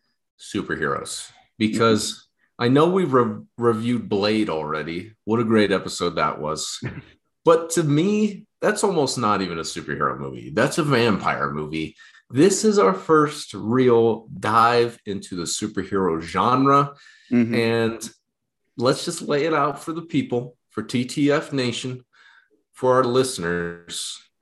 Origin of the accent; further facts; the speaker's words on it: Ohio, United States; No, I'm gonna be repping some Cleveland gear because … is from my home state of Ohio.